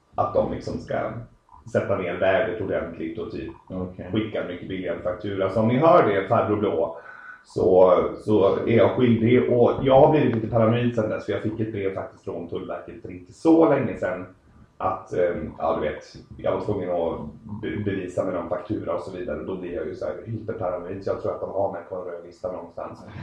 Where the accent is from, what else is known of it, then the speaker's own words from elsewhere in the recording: Uddevalla, Västra Götaland, Sweden; also born or lived in Belgium / Netherlands / England; now in Uddevalla, Sweden; jag är ursprungligen från Uddevalla, har bott utomlands jäkligt länge och kommit tillbaka hem nu